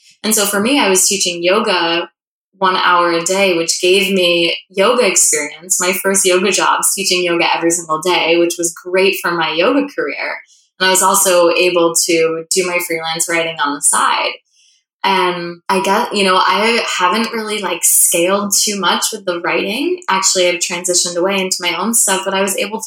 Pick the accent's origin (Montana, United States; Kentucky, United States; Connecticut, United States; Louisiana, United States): Connecticut, United States; moved away; also born or lived in New York City; I grew up in Connecticut